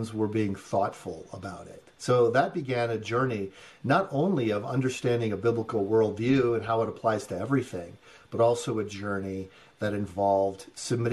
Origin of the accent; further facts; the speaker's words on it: Great Bend, Kansas, United States; also born or lived in Detroit, Michigan; we moved back from Detroit, Michigan to Great Bend, Kansas